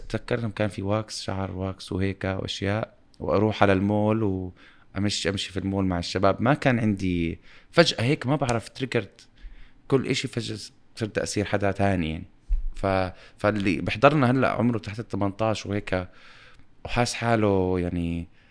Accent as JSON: {"language": "Arabic", "town": "Amman", "region": "Amman Governorate", "country": "Jordan", "tie": "born or raised there", "also_born_or_lived": "Dubai", "said": "وإحنا انولدنا بعمان بمكان في أمان"}